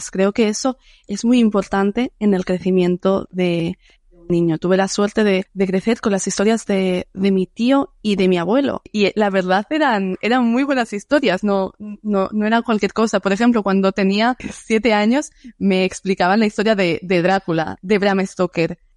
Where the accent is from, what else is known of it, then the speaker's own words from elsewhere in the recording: Netherlands; Spanish is a second language; soy de, soy holandés de, de los Países Bajos siempre la historia le rodea algo supernatural